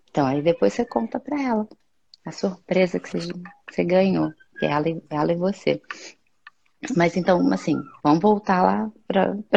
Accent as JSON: {"language": "Portuguese", "region": "Rio de Janeiro", "country": "Brazil", "moved": "yes", "said": "que eu sou do Rio"}